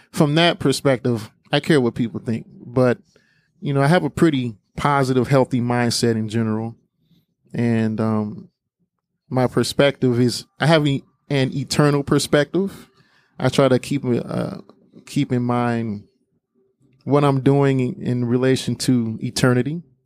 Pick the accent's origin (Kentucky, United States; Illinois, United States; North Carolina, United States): Illinois, United States; Harvey; we grew up in Harvey